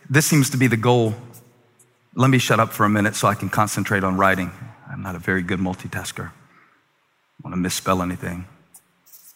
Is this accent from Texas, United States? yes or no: no; Moncks Corner, South Carolina, United States; born or raised there; moved away as an adult